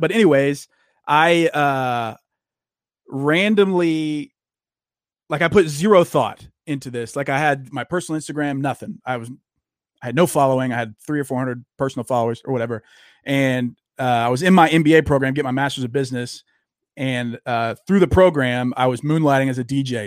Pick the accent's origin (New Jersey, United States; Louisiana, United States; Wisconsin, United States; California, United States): Louisiana, United States; now in Texas, United States; I grew up in the South. I grew up in Louisiana and live in Texas now